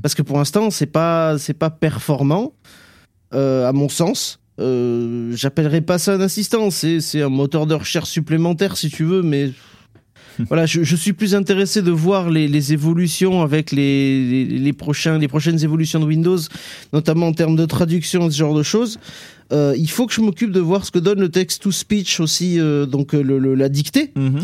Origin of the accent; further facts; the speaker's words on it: south-west France, France; accent: Sud-Ouest; mon accent du Sud-Ouest